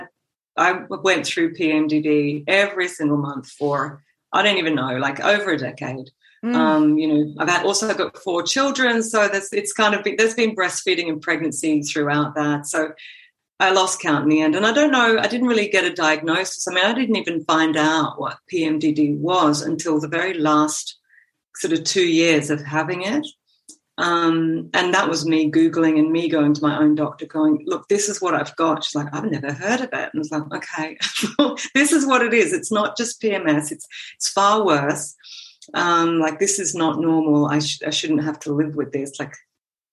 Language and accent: English; Gold Coast, Queensland, Australia; moved away as an adult; also born or lived in Sydney, Australia / United Kingdom; now in Copenhagen, Denmark; I was born in Sydney and grew up on the Gold Coast.